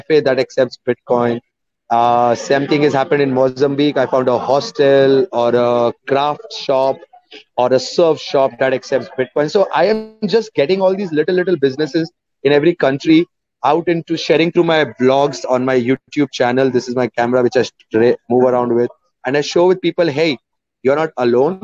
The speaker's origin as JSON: {"language": "English", "region": "Muscat", "country": "Oman", "tie": "born or raised there", "also_born_or_lived": "India", "moved": "yes", "said": "I am from India and born and raised up in Muscat, Oman, in the Gulf."}